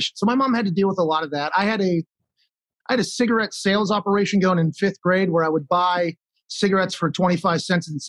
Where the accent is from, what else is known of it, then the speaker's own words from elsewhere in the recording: Pittsburgh, Pennsylvania, United States; I was born in McGee's Women's Hospital in Pittsburgh